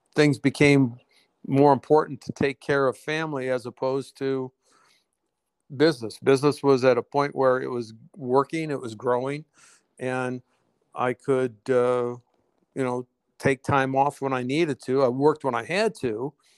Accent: Detroit, Michigan, United States; growing up in Detroit

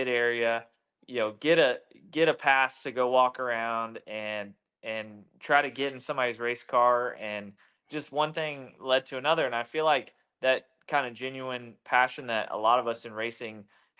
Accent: Charlotte, North Carolina, United States; I grew up in Charlotte

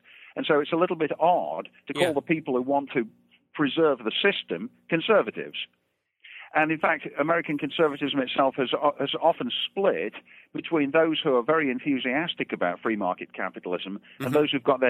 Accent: Derby, East Midlands, United Kingdom; moved away as an adult; also born or lived in Birmingham; I was born and raised in England. I was born in the town of Birmingham and raised in Derby, which is nearby, right in the center of England.

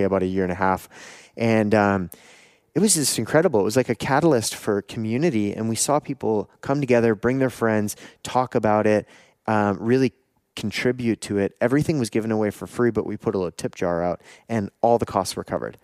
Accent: Canada; also born or lived in Taiwan; I'm from Canada

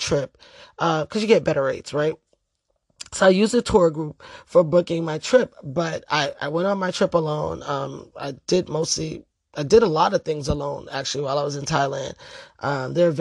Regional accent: New York City, New York, United States; I grew up in the Bronx during the crack era.

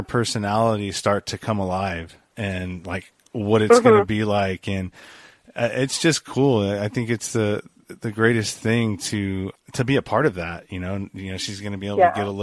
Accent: California, United States; California. I live in the Bay Area, the Eastern Bay Area. So I'm out by the Delta

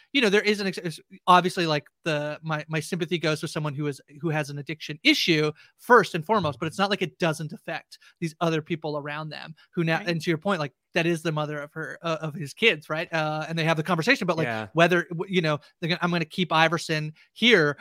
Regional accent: Canada; I'm a Canadian

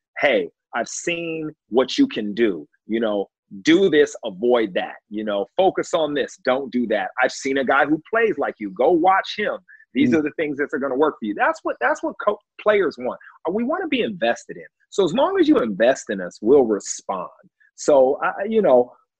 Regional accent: Long Beach, California, United States; my hometown, Long Beach, California

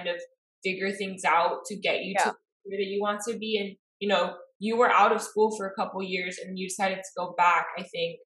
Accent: Miami, Florida, United States; we grew up in Miami because we have both cultures

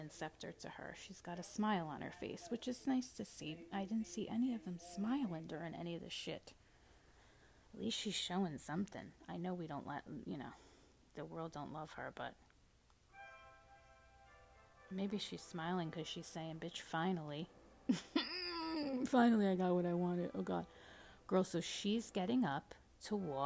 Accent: United States; As an American

